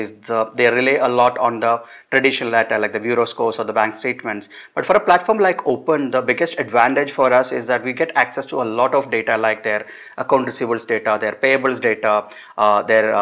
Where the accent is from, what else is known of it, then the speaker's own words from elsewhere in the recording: Perinthalmanna, Kerala, India; I grew up in a town called Perinthalmanna. This is part of Malappuram district in Kerala.